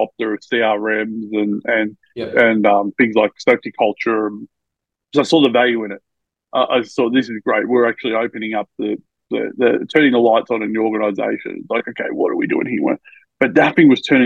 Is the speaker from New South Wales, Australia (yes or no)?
yes; Albury, New South Wales, Australia; now in Melbourne, Australia; I was born in Melbourne, but I grew up in Albury, which is a border town of New South Wales and Victoria